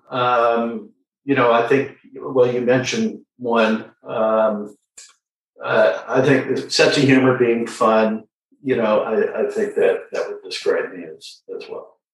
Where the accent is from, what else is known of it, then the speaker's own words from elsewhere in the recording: San Diego, California, United States; I'm a second generation San Diegan, so born and raised. I was born at Mercy Hospital. Uh, I grew up in Mission Hills